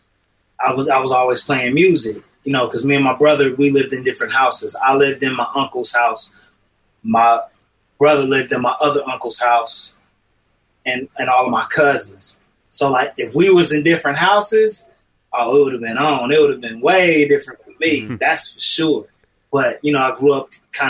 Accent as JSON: {"language": "English", "town": "Kankakee", "region": "Illinois", "country": "United States", "tie": "born or raised there", "moved": "yes", "lives_now": "California, United States", "said": "I was born in the Midwest, 60901, Kankakee, Illinois"}